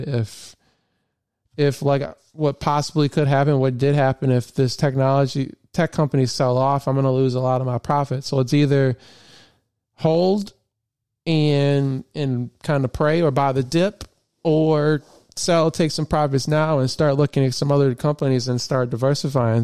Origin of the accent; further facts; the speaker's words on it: Flint, Michigan, United States; I grew up in Michigan